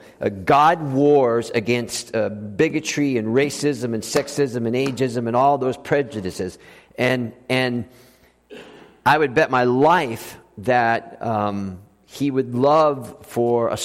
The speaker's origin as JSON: {"language": "English", "region": "South Florida", "country": "United States", "also_born_or_lived": "Austin, Texas", "moved": "yes", "said": "I'm from South Florida."}